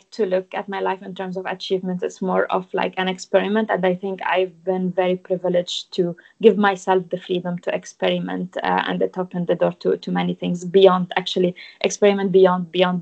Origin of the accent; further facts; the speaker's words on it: Lebanon; accent: Lebanese; English is a second language; moved away as an adult; also born or lived in France; now in United Kingdom; I grew up in Lebanon. So, like, my home is Lebanon, obviously. I moved to France when I was 19 for studies